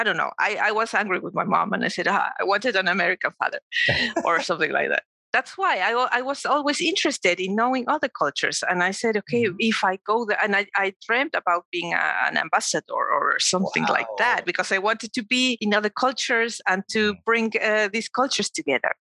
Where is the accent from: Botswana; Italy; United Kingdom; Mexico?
Mexico; Mexico City; I was born and raised in Mexico City and I lived there up to until I was 20, no, 18, I think.